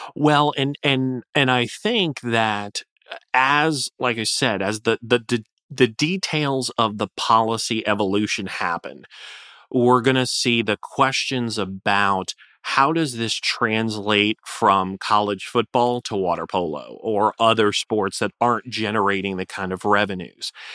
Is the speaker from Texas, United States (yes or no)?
no; Florida, United States; Florida, uh, my home state